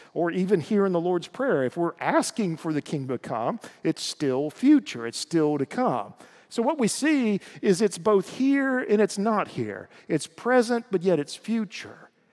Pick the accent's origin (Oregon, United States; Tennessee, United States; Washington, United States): Tennessee, United States; East; I grew up in East Tennessee, God's country